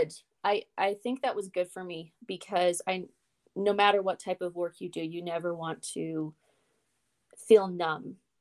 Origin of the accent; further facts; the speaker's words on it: United States; I'm just an American.